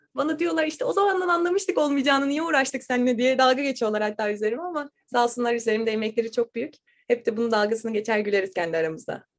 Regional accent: İzmir, Turkey; moved away as an adult; also born or lived in Dallas, Texas; now in Tallahassee, United States; voleybolcuyum ve İzmirliyim.

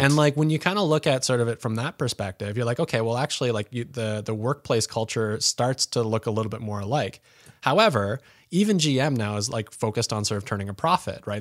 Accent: Pembroke, Ontario, Canada; moved away; growing up in Pembroke

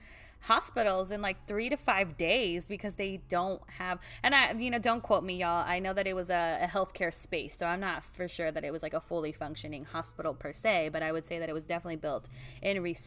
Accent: Oxnard, California, United States; my location, South Oxnard. I'm always big on saying I'm from the South Side. It's who I was born and bred there

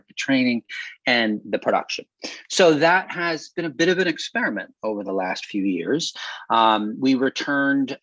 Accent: Northeastern Pennsylvania, United States; moved away; I'm from Northeastern Pennsylvania, and so it also feels like a little bit of a return to home every summer

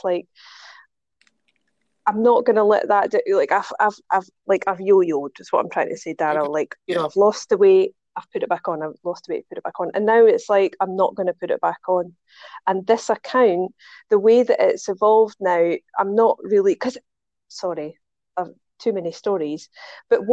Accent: Scotland, United Kingdom; accent: Scottish; now in Dubai, United Arab Emirates; I'm Scottish. I live in Dubai

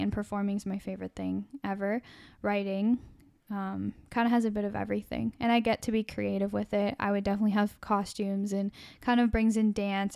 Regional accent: Canada; as a Canadian

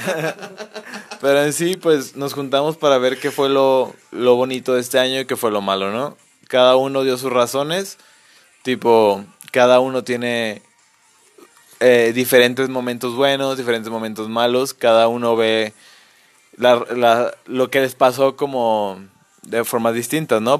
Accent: Mexico; somos mexicanos

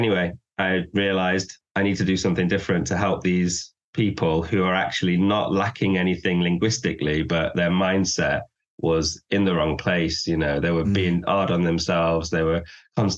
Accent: Manchester, North West England, United Kingdom; first language English; from Manchester. Love this city.

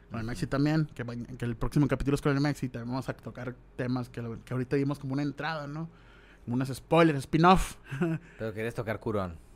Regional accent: Mexico; Soy mexicano con tremendo flow.

